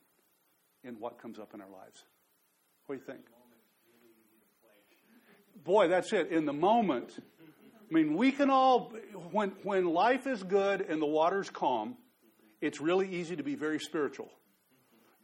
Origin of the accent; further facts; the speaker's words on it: Dallas area, Texas, United States; moved away as an adult; also born or lived in New Orleans; I grew up in Texas, and I grew up in the Dallas area